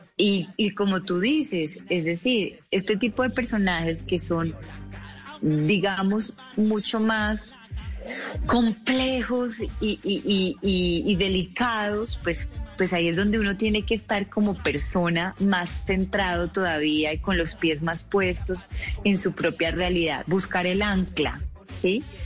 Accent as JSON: {"language": "Spanish", "country": "Colombia", "said": "como colombiana"}